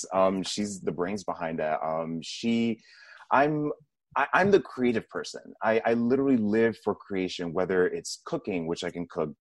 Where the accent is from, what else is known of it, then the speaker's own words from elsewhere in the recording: Puerto Rico; born there; I was born in Puerto Rico, which is part of the United States. I am of Dominican descent, so both my parents are Dominican